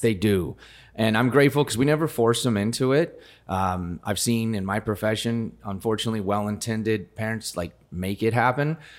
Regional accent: rural Colorado, United States; now in Gilbert, United States; I grew up in rural Colorado

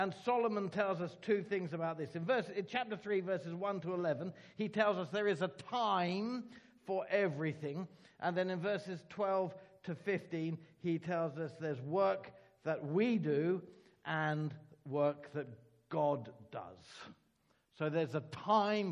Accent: Ireland; Being Irish, I can tell Irish jokes

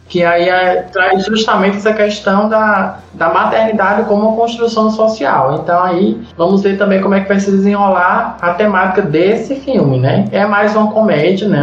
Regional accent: Rio de Janeiro, Brazil; accent: carioca; voltou o meu sotaque é carioca

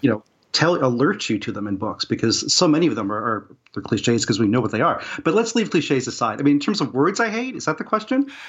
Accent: West Virginia, United States; I'm from West Virginia

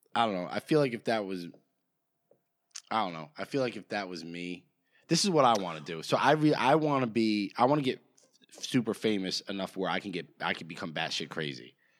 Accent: New Jersey, United States; we're from Jersey

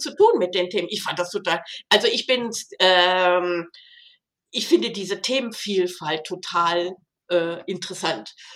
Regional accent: Rhineland, Germany; moved away as an adult; also born or lived in Switzerland; now in Konstanz, Germany; Ich bin Rheinländer

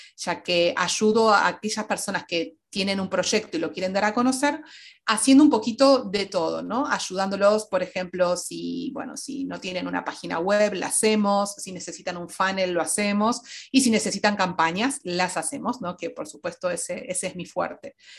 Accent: Argentina; moved away as an adult; now in Madrid, Spain; soy argentina, pero actualmente vivo en Madrid ya desde hace dos años

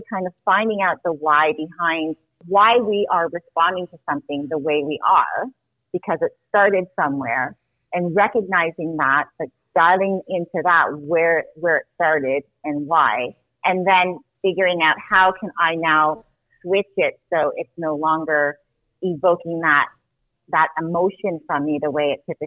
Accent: Toronto, Ontario, Canada; moved away as an adult; also born or lived in New Jersey, United States; So I was born in New Jersey, but I was raised in Canada. So pretty much I grew up in Toronto, Canada.

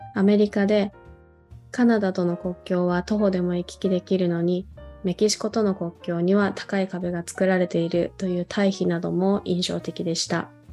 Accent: South Korea; moved away; 私自身も韓国で子供時代を送った

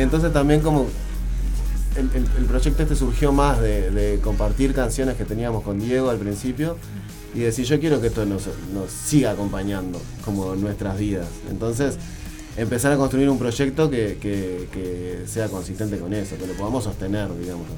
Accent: Montevideo, Uruguay; nosotros tres venimos de Sayago

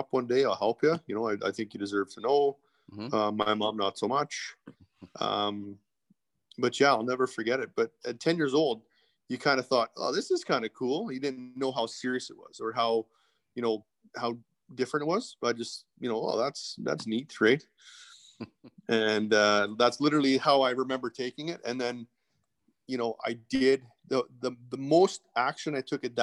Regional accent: Edmonton, Alberta, Canada; originally I'm from Edmonton, born and raised in Edmonton

